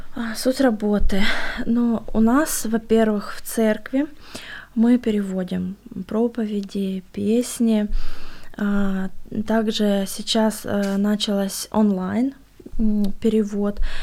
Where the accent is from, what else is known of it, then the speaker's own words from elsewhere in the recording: Siberia, Russia; Я родилась в Сибири, жила в Сибири